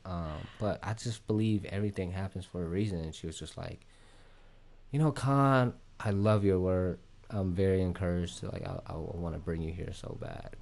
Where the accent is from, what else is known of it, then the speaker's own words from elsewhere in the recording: Columbus, Ohio, United States; also born or lived in Vietnam; I'm actually from Ohio, like, Columbus, Ohio.